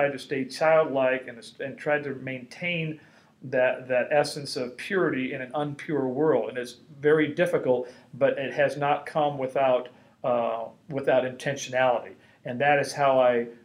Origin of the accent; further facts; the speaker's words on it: Los Angeles, California, United States; I grew up in Los Angeles, you know, going to the Catholic Church